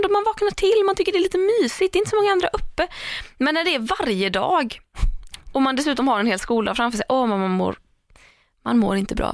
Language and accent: Swedish; Tahult, Sweden; ta Hult där jag är ifrån